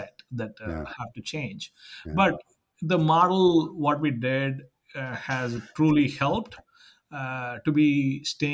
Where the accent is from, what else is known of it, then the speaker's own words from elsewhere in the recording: Madurai, Tamil Nadu, India; now in Sacramento, United States; we are starting a huge campus in Madurai, my hometown